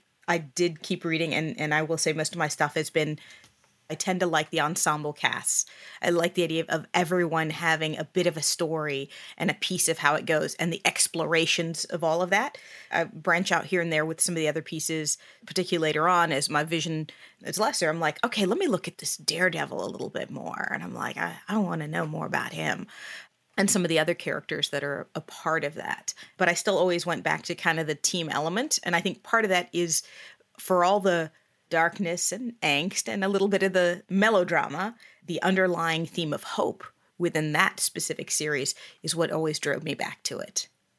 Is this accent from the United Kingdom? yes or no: no; Bahrain; now in United States; So I actually am an immigrant to the U.S. I grew up overseas. I was born and raised in Bahrain. So it's a small island off the coast of Saudi Arabia.